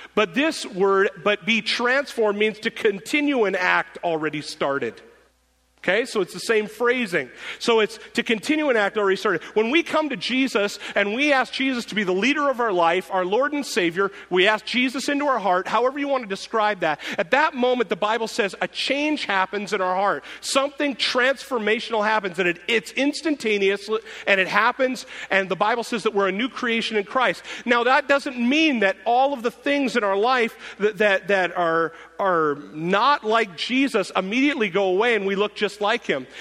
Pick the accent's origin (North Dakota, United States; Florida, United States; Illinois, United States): North Dakota, United States; I'm from North Dakota